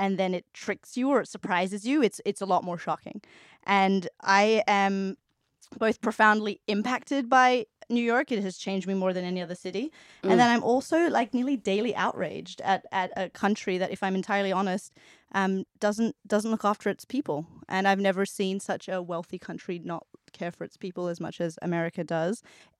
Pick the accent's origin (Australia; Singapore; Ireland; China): Australia; also born or lived in Hong Kong / South Korea / India / London; I've lived in South Korea and India, and I was born in Hong Kong. I moved to Australia when I was 5. I've lived in London, and then I moved here